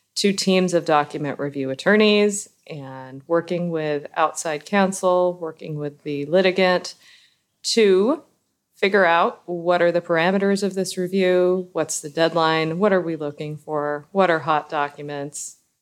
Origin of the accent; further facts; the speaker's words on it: Southern California, United States; moved away as an adult; also born or lived in Miami; now in Boston, United States; born and raised in Southern California and then living in Miami for seventeen years.